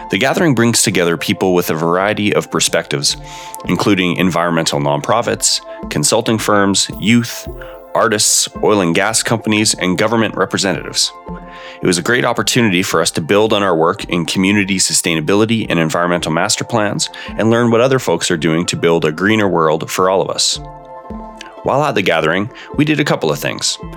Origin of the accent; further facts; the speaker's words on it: Buffalo Lake Métis Settlement, Alberta, Canada; I'm from Buff Lake